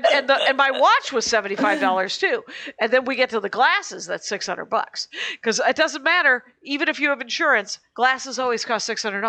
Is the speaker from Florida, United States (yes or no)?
no; Wisconsin, United States; we're from Wisconsin.